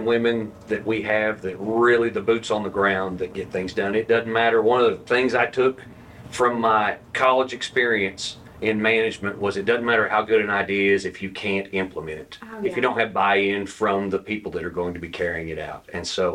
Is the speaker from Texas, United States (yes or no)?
no; Tahlequah, Oklahoma, United States; Born and raised in Tahlequah, Oklahoma